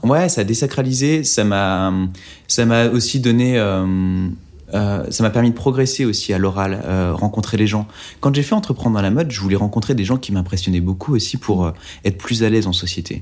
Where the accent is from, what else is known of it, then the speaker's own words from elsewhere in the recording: Oyonnax, Auvergne-Rhône-Alpes, France; J'ai grandi à Oyonnax, dans l'Ain